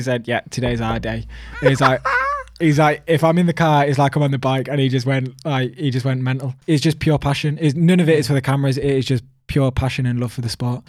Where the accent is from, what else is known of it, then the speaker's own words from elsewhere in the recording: United Kingdom; me being a British rider